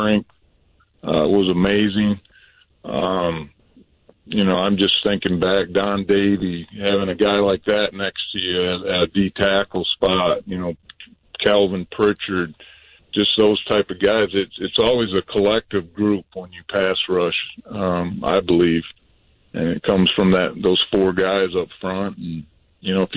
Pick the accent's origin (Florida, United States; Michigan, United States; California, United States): Michigan, United States; Hudsonville; moved away as an adult; we moved back to my hometown here, originally from Hudsonville.